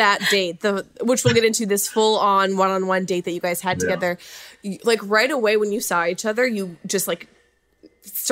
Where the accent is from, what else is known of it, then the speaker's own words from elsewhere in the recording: Minnesota, United States; I'm coming from Minnesota